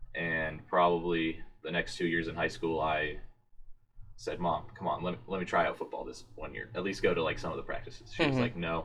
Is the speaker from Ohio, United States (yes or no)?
yes; Marysville, Ohio, United States; I'm a sophomore from Marysville, Ohio, PTBM.